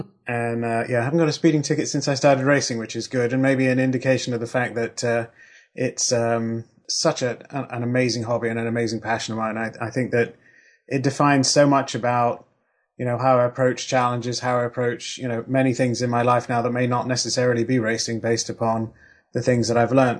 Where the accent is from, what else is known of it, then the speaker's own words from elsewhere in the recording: Kent, South East England, United Kingdom; moved away; I lived in Kent and um, uh, in the UK, which is where Brands Hatch is